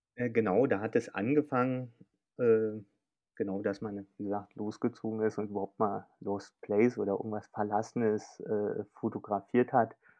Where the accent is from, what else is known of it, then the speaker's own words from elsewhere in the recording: Berlin, Germany; Bin Berliner und wohne auch noch in Berlin